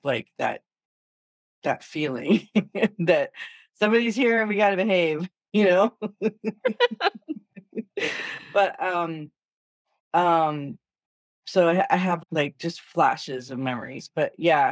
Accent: Danville, California, United States; moved away as an adult; also born or lived in Los Angeles, California; I was born in LA, but I was raised in Northern California, in Danville

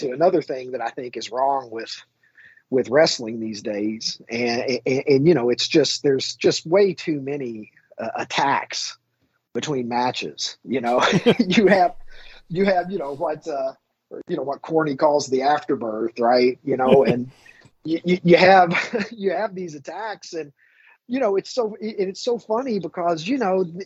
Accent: Kentucky, United States; a little rube of a kid growing up in Kentucky

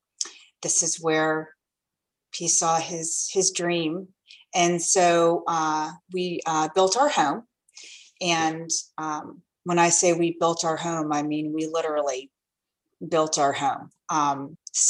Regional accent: Fairfax, Virginia, United States; moved away as an adult; now in Prince William County, United States; my husband and I grew up in Fairfax

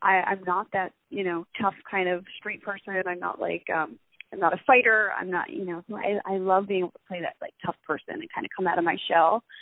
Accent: Middletown, New Jersey, United States; moved away; I grew up in Middletown, New Jersey

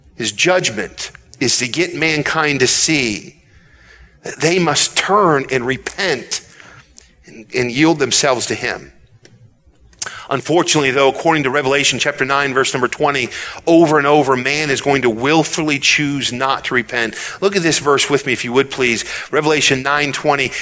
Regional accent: United States; as American people. I believe this our country is great

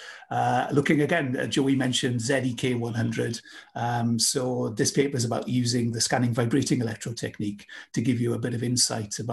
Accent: United Kingdom; moved away; my home country, UK

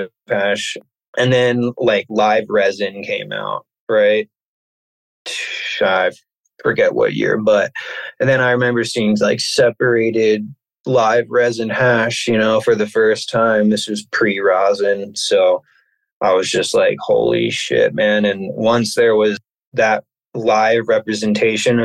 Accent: suburbs of Philadelphia, Pennsylvania, United States; moved away as an adult; now in Maine, United States; I'm from the suburbs of Pennsylvania, about 45 minutes or so outside of Philadelphia

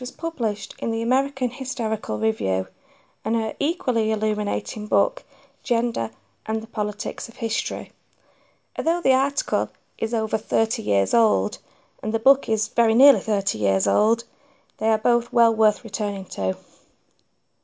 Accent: Manchester, North West England, United Kingdom; I am a proud Mancunian

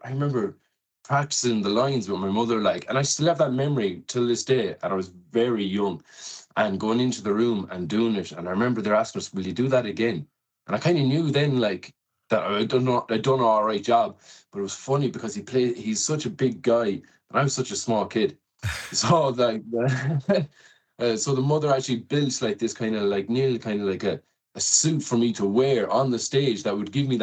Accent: Loughrea, Connacht, Ireland; now in Galway, Ireland; I'm from Loughrea, about 3 miles outside the town. But I've been living in Galway for the last maybe 10 plus years

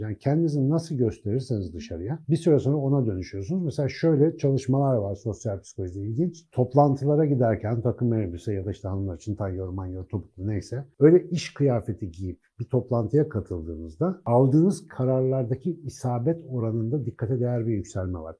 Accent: Ankara, Turkey; Ben Ankaralıyım

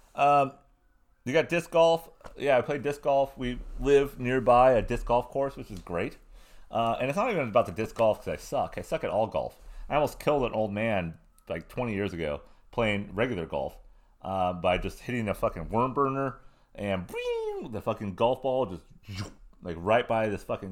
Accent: Southern California, United States; I was a punk rock kid, growing up in Southern California, being in bands.

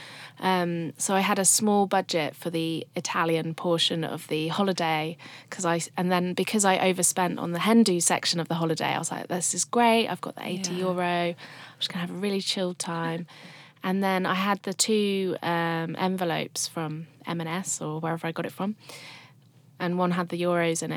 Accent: Shrewsbury, West Midlands, United Kingdom; my hometown, Shrewsbury

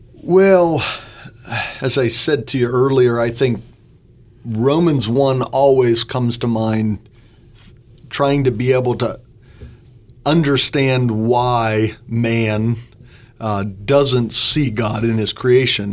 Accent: Butler County, Western Pennsylvania, United States; moved away as an adult; now in Bloomington, United States; I grew up in Western Pennsylvania, just north of Pittsburgh in Butler County

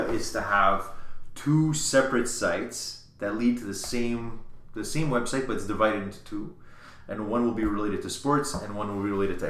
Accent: Canada; he finds out I'm Canadian.

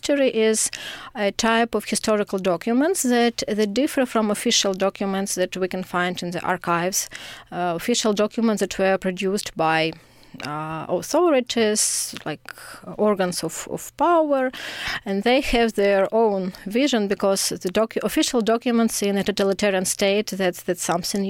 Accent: Kyiv, Ukraine; moved away as an adult; now in Lithuania; I'm from Kyiv

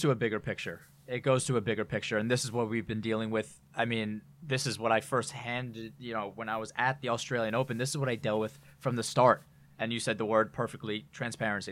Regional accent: New York, United States; being a New Yorker

